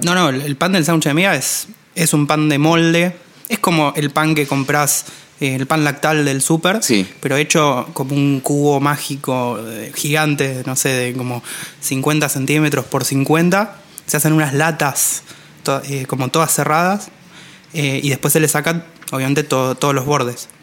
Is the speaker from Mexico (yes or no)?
no; Argentina